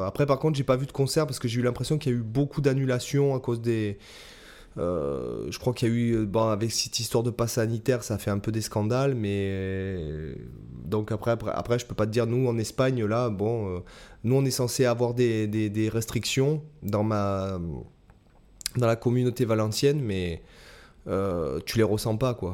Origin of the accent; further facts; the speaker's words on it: Toulon, Provence-Alpes-Côte d'Azur, France; moved away; je suis retourné à Toulon, ma ville natale